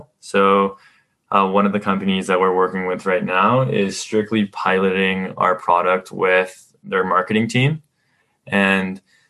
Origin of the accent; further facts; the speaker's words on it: Mexico; now in Canada; When I immigrated to Canada from Mexico, I kind of grew up with my parents being self-starters, starting their own business